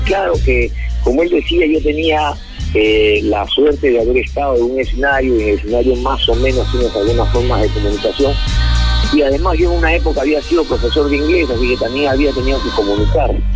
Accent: Peru; nosotros normalmente como peruanos

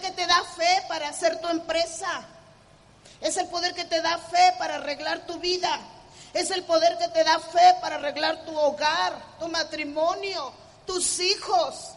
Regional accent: Mexico; como los mexicanos decimos

